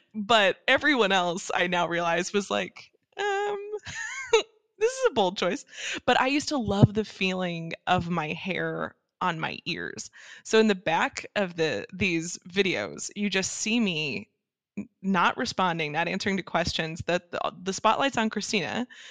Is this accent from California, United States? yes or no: no; Dallas, Texas, United States; moved away as an adult; that's where I grew up in the suburbs of uh, Dallas Fort Worth